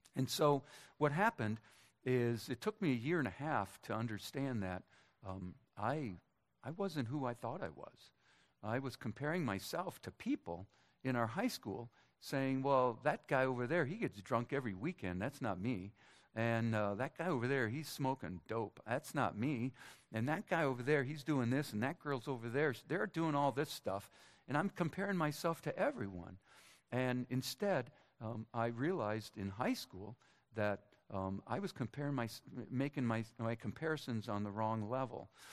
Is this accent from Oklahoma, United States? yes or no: no; Minnesota, United States; moved away; My hometown Minnesotans